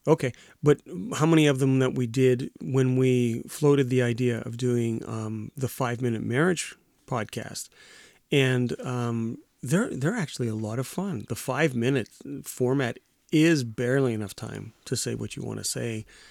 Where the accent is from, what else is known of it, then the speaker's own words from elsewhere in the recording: Winnipeg, Manitoba, Canada; From Winnipeg.